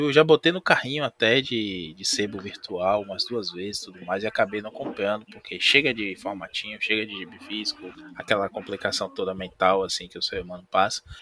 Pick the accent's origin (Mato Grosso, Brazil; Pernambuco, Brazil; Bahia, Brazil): Bahia, Brazil; É, como bom baiano, eu tentei evitar o duplo sentido, né?